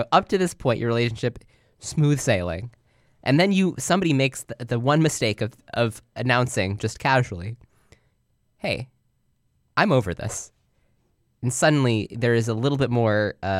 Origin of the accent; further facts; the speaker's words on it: Chicago, Illinois, United States; As a Chicagoan, do not think I've ever had a bouillabaisse.